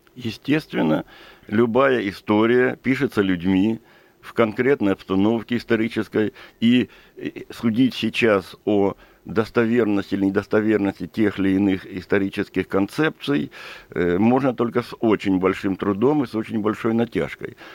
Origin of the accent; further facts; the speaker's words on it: Krasnodar Krai, Russia; я сам из Кубани и сам кубанский казак по происхождению